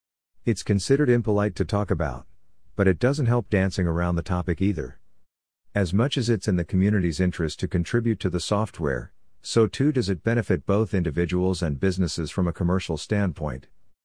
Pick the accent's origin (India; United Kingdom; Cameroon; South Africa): South Africa; As a South African who can speak both English and Afrikaans, I could offer my translation services to the Polyglots team.